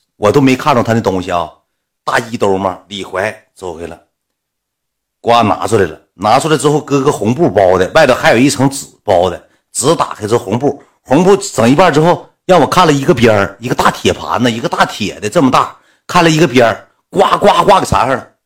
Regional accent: Northeast China, China; 我俩从东北来的

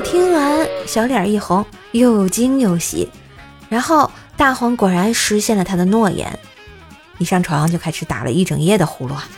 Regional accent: Tianjin, China; 姐姐我也是天津的呀

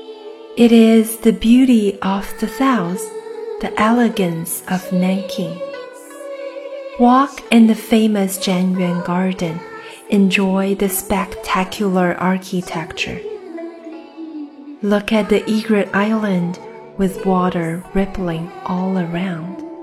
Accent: Nanjing, Jiangsu, China; now in Los Angeles, United States; 作为一名土生土长的南京人

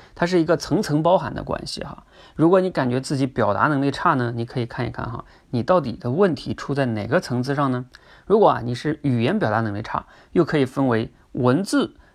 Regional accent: China; 甚至啊，我们中国人在这方面都普遍不强

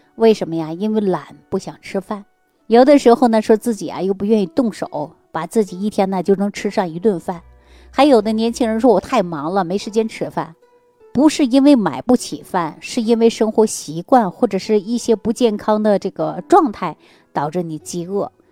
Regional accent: Jilin, China; moved away; 大家都知道我是吉林的嘛，我老家是东北的，这个地方特别冷

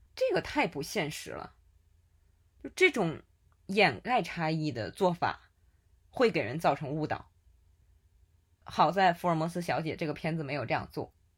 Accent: Tianjin, China; accent: Tianjin dialect; 用我们天津话说

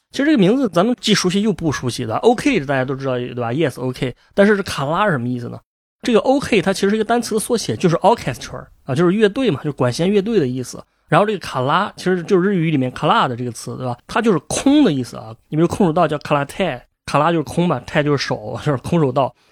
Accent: China; 这个在我们中国人也好，美国人也好

